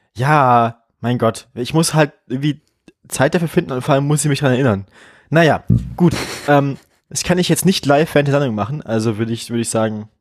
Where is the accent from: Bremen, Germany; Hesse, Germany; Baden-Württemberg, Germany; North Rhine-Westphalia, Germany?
Bremen, Germany; moved away; als Bremerin